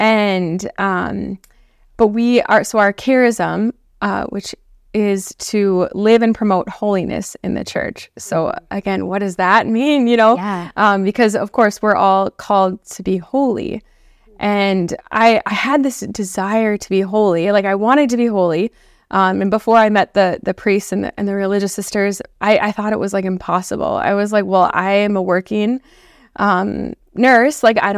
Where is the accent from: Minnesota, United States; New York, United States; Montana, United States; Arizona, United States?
Minnesota, United States; Blaine; moved away as an adult; also born or lived in Iowa; I am originally from Blaine, Minnesota. So it's a suburb of the Twin Cities. Mm-hmm. Born and raised there, so I'm a Midwest girl. And I grew up in Minnesota